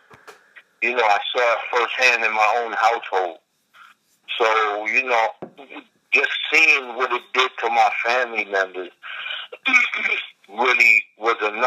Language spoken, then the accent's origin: English; New York City, New York, United States; growing up in East New York, Brooklyn, and Far Rockaway